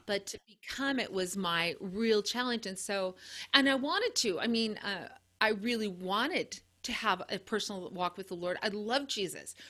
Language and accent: English; Montana, United States; from Montana